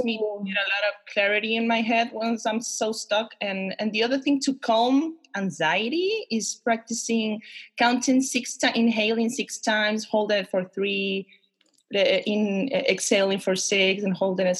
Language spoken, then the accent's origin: English; Concepción, Biobío, Chile; I am a Chilean woman, born and raised in Concepcion, in the south of Chile.